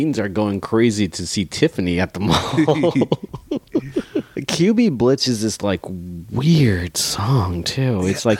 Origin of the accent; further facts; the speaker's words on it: Dallas-Fort Worth area, Texas, United States; Because I'm from Dallas-Fort Worth area